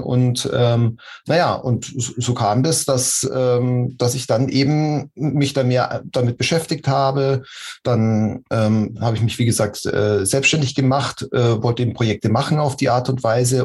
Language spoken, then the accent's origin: German; Munich, Bavaria, Germany; moved away as an adult; Ich komme aus München, bin da geboren und aufgewachsen und ähm, da lebe ich jetzt wieder